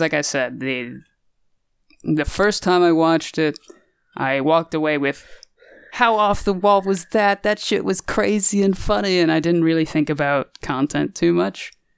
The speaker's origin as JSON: {"language": "English", "country": "United States", "said": "we're clearly American"}